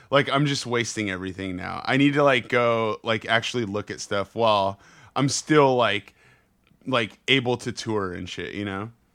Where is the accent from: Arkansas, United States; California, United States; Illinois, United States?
California, United States; San Jose; I grew up in the Bay. I grew up, well, I grew up in San Jose, and then I went to high school, uh, what, an hour outside of the Bay, and then moved straight back